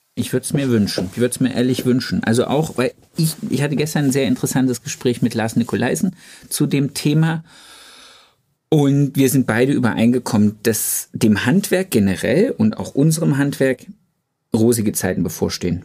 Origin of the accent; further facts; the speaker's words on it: the East, East Germany, Germany; bei uns im Osten